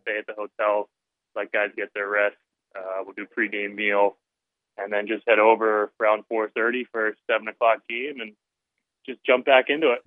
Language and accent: English; Philadelphia, Pennsylvania, United States; moved away; I grew up in Philly